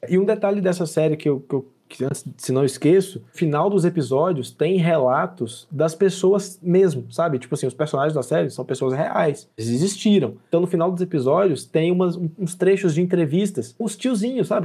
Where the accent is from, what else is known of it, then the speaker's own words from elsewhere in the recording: Brazil; a gente, enquanto brasileiro, sabe produzir filmes